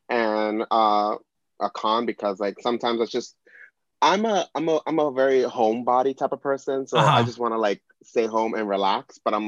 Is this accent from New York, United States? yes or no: yes; New York City, New York, United States; also born or lived in Bronx, New York; Born and raised in New York City. I was born and raised in the Upper West Side. I always like to say in my shows, the only way that I was able to afford it is because, like a true Mexican, my dad was a super.